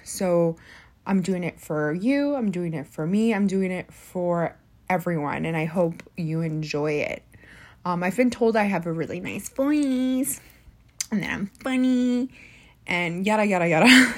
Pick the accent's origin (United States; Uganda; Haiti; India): United States; being college educated and being Mexican American